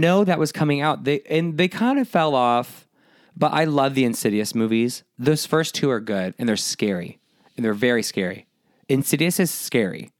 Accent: San Diego, California, United States; Born and raised in San Diego, Disneyland, multiple times a year

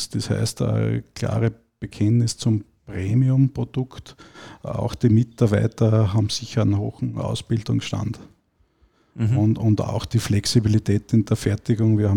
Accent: Styria, Austria; born there; moved away as an adult; now in Salzburg, Austria; bin gebürtiger Steirer und bin circa vor 21 Jahren dann nach Salzburg gekommen

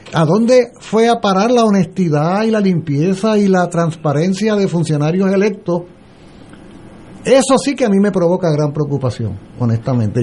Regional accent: Puerto Rico; Yo soy puertorriqueño

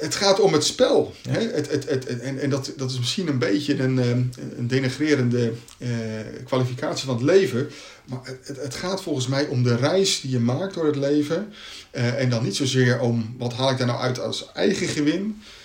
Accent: Katwijk, South Holland, Netherlands; ik ben in Katwijk opgegroeid

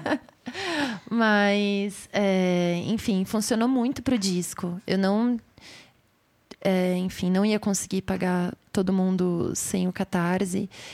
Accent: São Paulo, Brazil; eu sou daqui de São Paulo

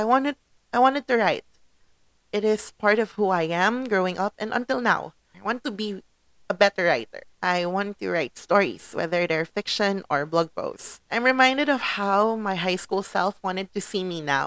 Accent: Philippines; I am a Filipino in the Philippines

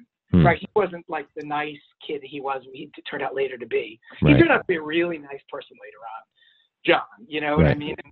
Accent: New York City, New York, United States; I grew up in Manhattan.

